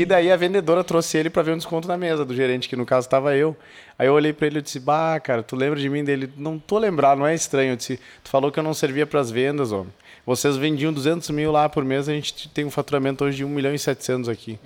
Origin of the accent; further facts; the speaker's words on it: the South, southern Brazil, Brazil; Sou lá do sul